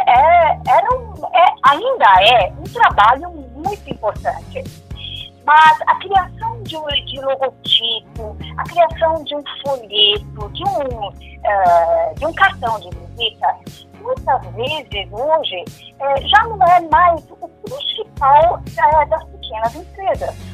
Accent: São Paulo, Brazil; first language German; eu sou paulista, nasci em São Paulo. Eu devo ter um pouco de sotaque, porque eu nasci em uma família que fala alemão. É, também fui educada no alemão, né?

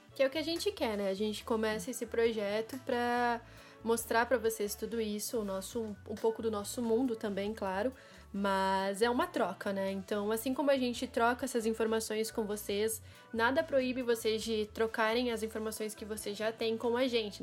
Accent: Porto Alegre, Rio Grande do Sul, Brazil; eu também sou de Porto Alegre, sou gaúcha

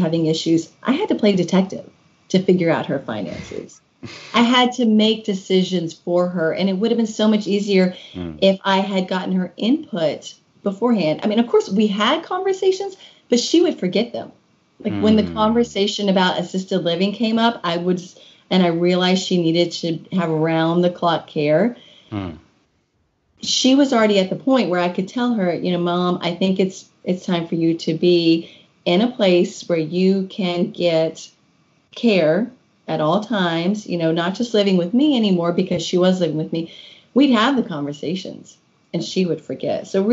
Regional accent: Kentucky, United States; moved away as an adult; also born or lived in Washington, D.C.; My husband and I moved back to Kentucky, which is my home state

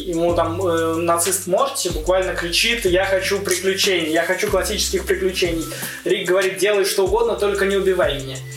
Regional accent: Saint Petersburg, Russia; born or raised there

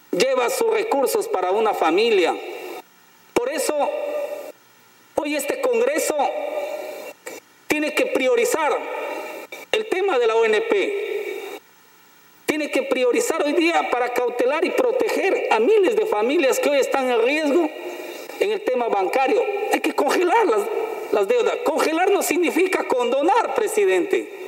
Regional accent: Loreto, Peru; la región donde yo nací están los maestros bilingües, presidente. Porque Loreto, la región que tiene 24 lenguas maternas, presidente, 24 nacionalidades indígenas

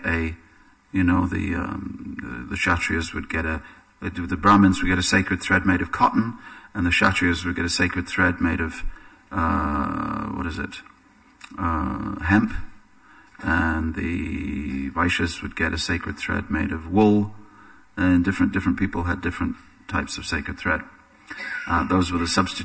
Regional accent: England, United Kingdom; for me as an Englishman

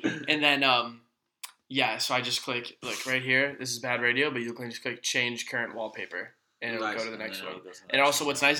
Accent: Virginia, United States; I'm from Virginia. She could be from Alabama the same way I'm from Virginia.

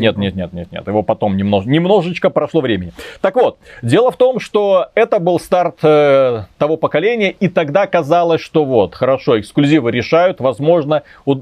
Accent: Belarus; Мы же белорусы

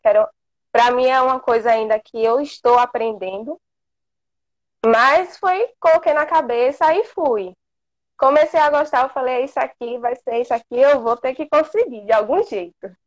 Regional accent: interior of Bahia, Brazil; eu sou aqui do interior da Bahia

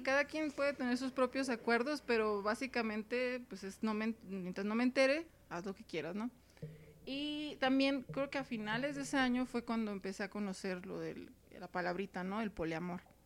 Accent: Mexicali, Baja California, Mexico; accent: norteña; also born or lived in Tijuana; now in Mexico City, Mexico; soy de Mexicali, Baja California

